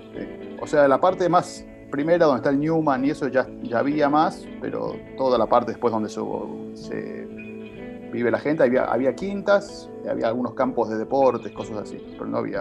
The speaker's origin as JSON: {"language": "Spanish", "town": "Martínez", "region": "Buenos Aires Province", "country": "Argentina", "tie": "born or raised there", "also_born_or_lived": "La Horqueta, San Isidro", "said": "Nací, nací en Martínez, donde viví los primeros cinco años de mi vida"}